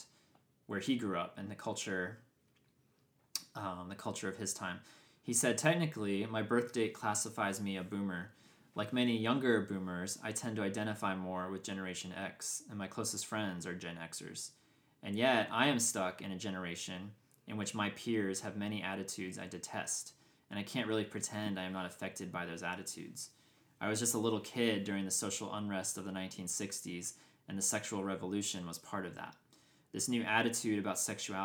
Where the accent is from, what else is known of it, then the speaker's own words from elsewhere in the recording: Georgia, United States; also born or lived in outside Philadelphia, Pennsylvania; Because I grew up in outside of Philadelphia, and then I grew up in super conservative Georgia.